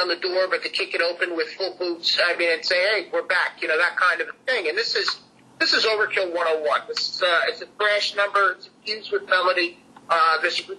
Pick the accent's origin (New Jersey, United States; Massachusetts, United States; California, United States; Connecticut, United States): New Jersey, United States; We grew up in New Jersey